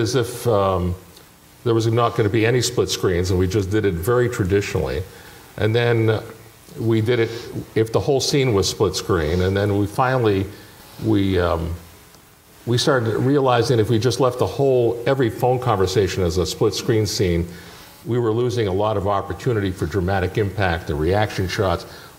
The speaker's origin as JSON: {"language": "English", "town": "Toronto", "region": "Ontario", "country": "Canada", "tie": "born or raised there", "moved": "yes", "said": "I grew up in Toronto."}